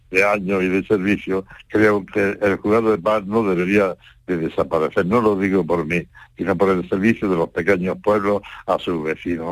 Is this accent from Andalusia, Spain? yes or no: yes; Cádiz, Andalusia, Spain; mi pueblo, que es Cádiz